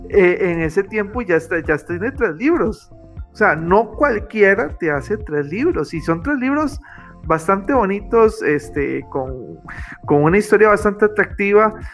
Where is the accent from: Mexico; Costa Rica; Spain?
Costa Rica; de sentir que en mi pueblo, Costa Rica, realmente valoren un poco más la literatura.